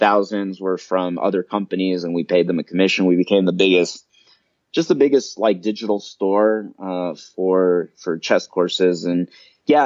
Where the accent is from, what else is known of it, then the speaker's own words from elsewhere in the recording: Atlanta, Georgia, United States; moved away as an adult; now in Mexico City, Mexico; where I grew up in Atlanta